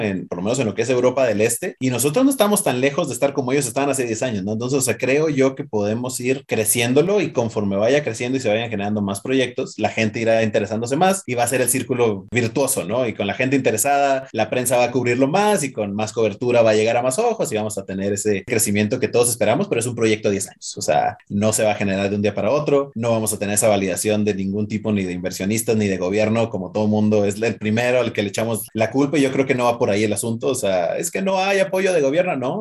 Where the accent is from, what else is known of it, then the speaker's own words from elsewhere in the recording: Mexico; somos chiquitos y mexicanos